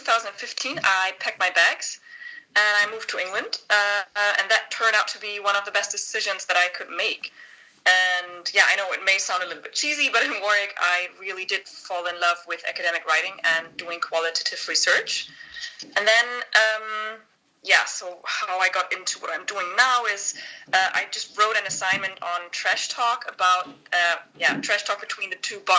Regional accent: Northern Germany, Germany; English is a second language; moved away as an adult; I was born and raised in Germany

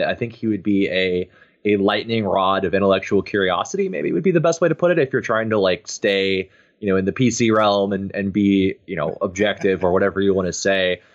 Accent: Texas, United States; born and raised in Texas

